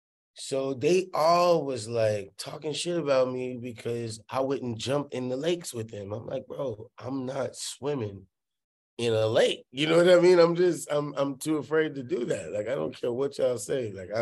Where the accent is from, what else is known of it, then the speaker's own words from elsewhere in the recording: Hollywood, California, United States; Like, I'm from Hollywood. Like, yeah, we don't do horses back there, you know?